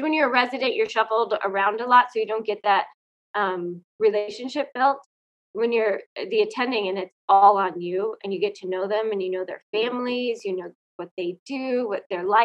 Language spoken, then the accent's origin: English; Colorado, United States; also born or lived in Fairbanks, Alaska; I'm from Colorado